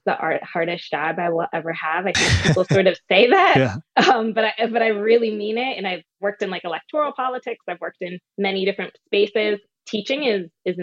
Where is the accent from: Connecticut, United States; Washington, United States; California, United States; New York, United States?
Connecticut, United States; New Haven; moved away as an adult; also born or lived in New Orleans, Louisiana; now in Atlanta, United States; I'm from New Haven, Connecticut, a state with sort of pretty deep inequality and sort of growing up on the side of lower income in Connecticut